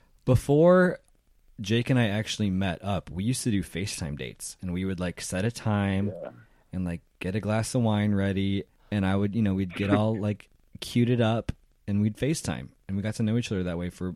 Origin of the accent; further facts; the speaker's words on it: Wheaton, Illinois, United States; moved away as an adult; also born or lived in West Hollywood; I came from Wheaton, Illinois, which is one of the most conservative counties in the country.